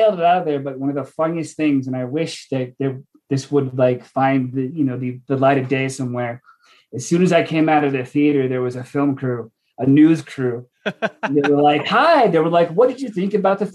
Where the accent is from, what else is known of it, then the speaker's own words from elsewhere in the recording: United States; moved away; I'm from Washington. And I went home to see it with my family